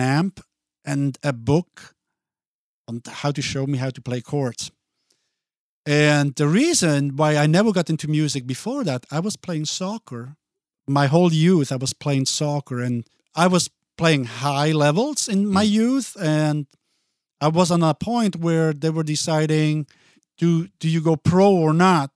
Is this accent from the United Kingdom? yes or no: no; Basel, Basel-Stadt, Switzerland; first language Italian; English is a second language; moved away as an adult; now in Minneapolis, United States; I grew up there, went to school there, and um, so once I went to kindergarten, that's when I started to learn Swiss